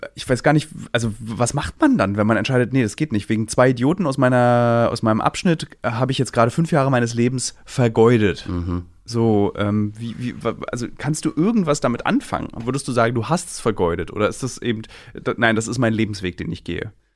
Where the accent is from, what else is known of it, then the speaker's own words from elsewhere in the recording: Berlin, Germany; Ich bin einer als Berliner